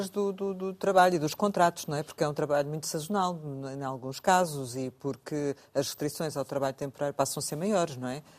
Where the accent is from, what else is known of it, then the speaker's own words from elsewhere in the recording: Covilhã, Centro, Portugal; A minha terra.